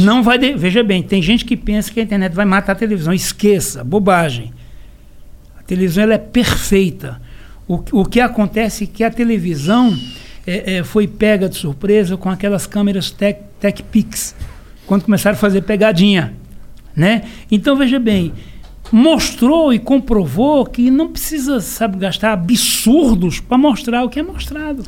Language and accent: Portuguese; Serra Talhada, Pernambuco, Brazil; eu sou de Serra Talhada, Pernambuco